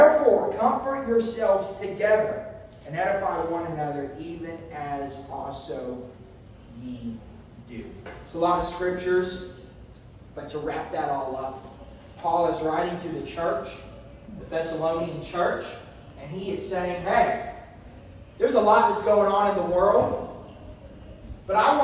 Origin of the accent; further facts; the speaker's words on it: small town near Oklahoma City, United States; moved away; before we went to my hometown, we did stay in Oklahoma City, the city, the capital